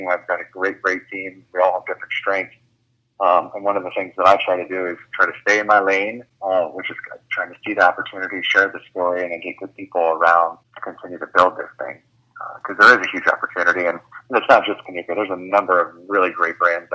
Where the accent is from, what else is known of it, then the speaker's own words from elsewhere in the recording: Ohio, United States; I'm from Ohio, so I'm from a very rural, probably more conservative area